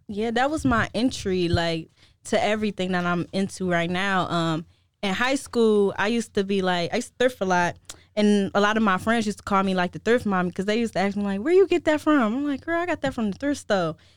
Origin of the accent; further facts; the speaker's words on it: Cleveland, Ohio, United States; now in Chicago, United States; born and raised in Cleveland